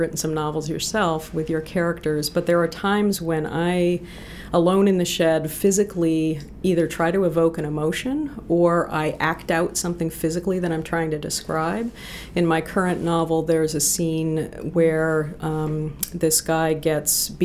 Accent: New Hampshire, United States; moved away as an adult; also born or lived in New Jersey / Boston / Los Angeles; now in Maine, United States; I grew up in New Hampshire. I was born in New Jersey, but my parents went back to the land in 1970.

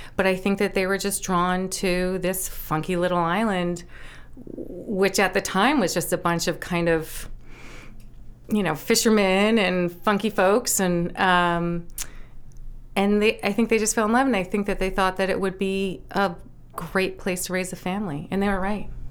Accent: Nantucket, Massachusetts, United States; also born or lived in New York City; now in Maine, United States; I grew up on Nantucket. My parents, um, moved from New York City in nineteen seventy-one when I was just about three, moved us to the beach

